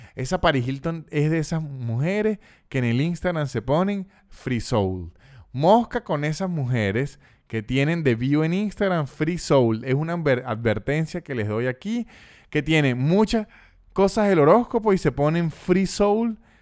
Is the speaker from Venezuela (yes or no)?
yes; Venezuela; uno siendo venezolano